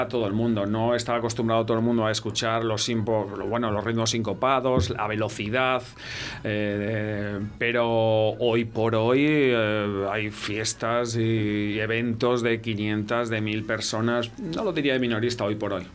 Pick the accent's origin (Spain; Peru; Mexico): Spain; Valladolid, Castile and León; moved away as an adult; also born or lived in Pyrenees; yo nací aquí, yo soy de Valladolid, pero me fui de aquí a los 18 años y me fui al norte, al Pirineo